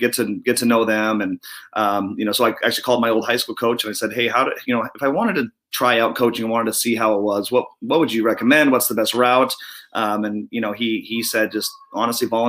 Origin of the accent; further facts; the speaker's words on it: Spokane, Washington, United States; now in Vancouver, United States; I grew up in Spokane, played for Bill Ayers at Mount Spokane High School